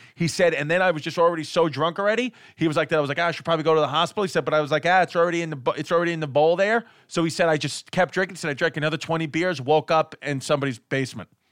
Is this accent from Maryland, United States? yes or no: no; New York City, New York, United States; I'm from Queens. I, I was born in Queens